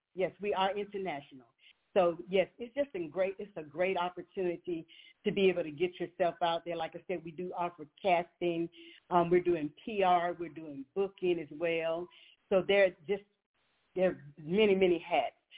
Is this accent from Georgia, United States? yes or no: no; Montgomery, Alabama, United States; I'm hailing from Montgomery, Alabama, born here originally